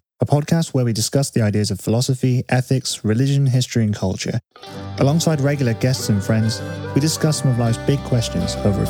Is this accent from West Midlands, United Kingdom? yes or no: yes; Herefordshire, West Midlands, United Kingdom; I'd say I'm from Herefordshire. They'd be like, oh, aren't you from like the West Country with that accent? I'm like, no, I'm from around here.